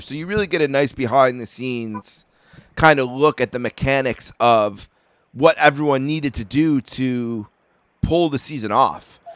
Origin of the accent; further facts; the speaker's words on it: Buffalo, New York, United States; I grew up in Buffalo where they were the only team I could watch every day for the first you know 15 years of my life